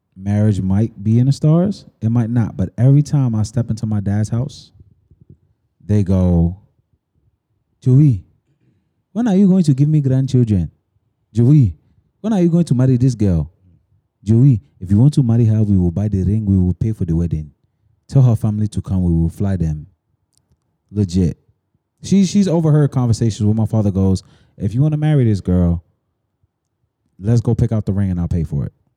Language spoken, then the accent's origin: English; United States; also born or lived in East Elmhurst; a young nigga growing up on Washington Ave